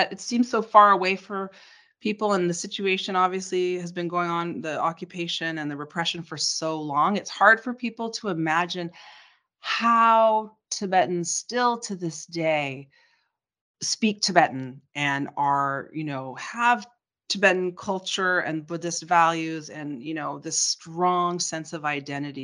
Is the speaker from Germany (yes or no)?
no; Canada; growing up in Canada, I had my father there